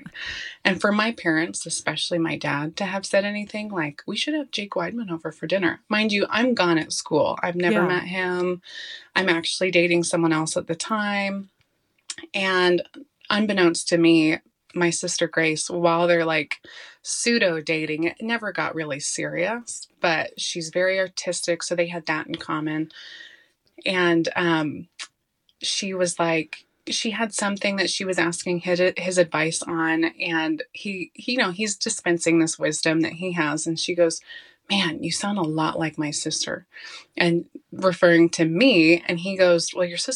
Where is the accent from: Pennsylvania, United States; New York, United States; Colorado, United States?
Colorado, United States; I'm born and raised in Colorado